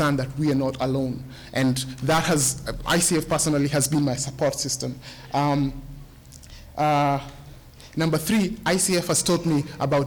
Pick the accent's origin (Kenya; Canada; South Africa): Kenya; moved away as an adult; now in United States; I'm from Kenya